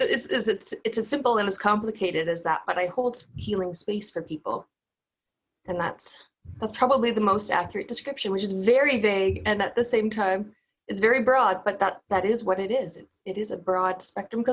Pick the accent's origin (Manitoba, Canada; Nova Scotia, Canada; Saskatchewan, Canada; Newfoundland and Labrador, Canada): Newfoundland and Labrador, Canada; accent: Newfoundland; moved away; also born or lived in Ontario; growing up in Newfoundland